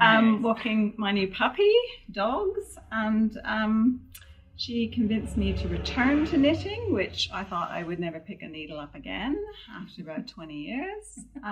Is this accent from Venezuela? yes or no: no; Canada; moved away; I'm from Canada